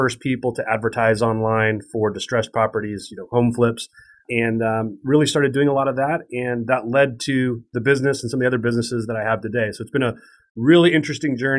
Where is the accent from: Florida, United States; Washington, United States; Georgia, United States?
Washington, United States; Spokane; I grew up in Spokane, Washington, which is a medium-sized town in eastern Washington, right on the Idaho border